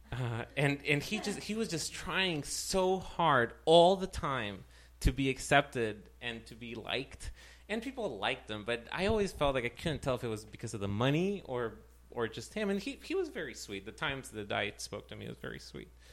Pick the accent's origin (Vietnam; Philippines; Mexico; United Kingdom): Mexico; Ciudad Juárez, Chihuahua; moved away; I was raised in Juarez, in the Mexican border